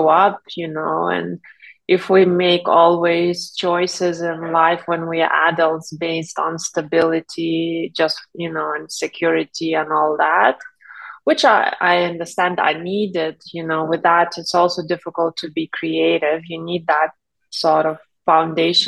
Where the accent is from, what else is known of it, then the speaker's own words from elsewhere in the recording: Lithuania; moved away; I'm originally from Lithuania, where I grew up